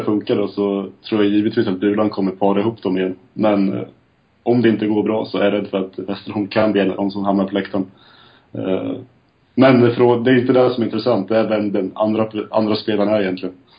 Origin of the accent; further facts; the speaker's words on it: Lindesberg, Örebro County, Sweden; now in Eksjö, Sweden; 25 år, från Lindesberg, bosatt numera i Eksjö